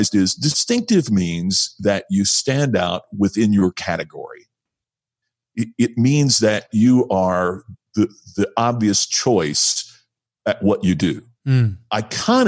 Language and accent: English; Indianapolis, Indiana, United States; moved away; my hometown of Indianapolis